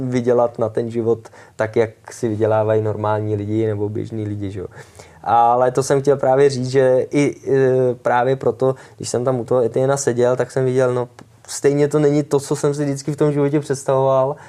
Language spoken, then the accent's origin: Czech; Czechia; jako ty Češi